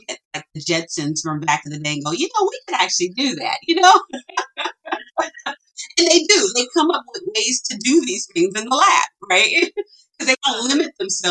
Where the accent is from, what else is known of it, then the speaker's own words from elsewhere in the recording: Chicago, Illinois, United States; My parents, we grew up in Chicago. And even though I was raised in a neighborhood that was impoverished